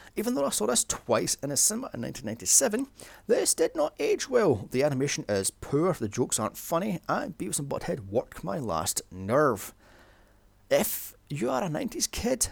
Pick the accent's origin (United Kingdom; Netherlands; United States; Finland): United Kingdom; I'm bloody British, not American.